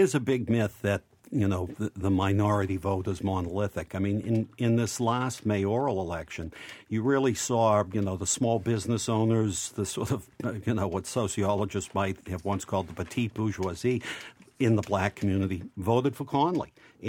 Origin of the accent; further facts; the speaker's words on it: Boston, Massachusetts, United States; the one I grew up in Dorchester.